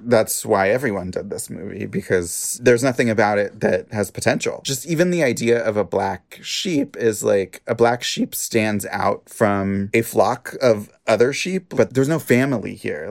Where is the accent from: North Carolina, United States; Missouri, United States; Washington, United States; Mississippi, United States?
Washington, United States; I'm from Washington State